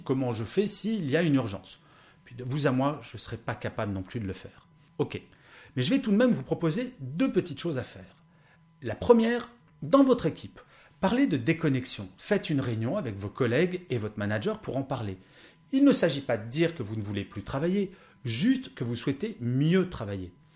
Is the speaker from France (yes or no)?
yes; France; Je suis né en France, soi-disant le pays du bien-être et du savoir-vivre